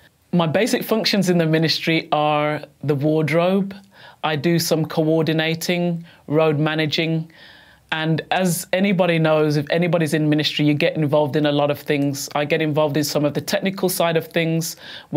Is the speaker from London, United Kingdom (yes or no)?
no; Bloxwich, West Midlands, United Kingdom; I'm from England, born in England, in the West Midlands, a little place called Bloxwich near Walsall.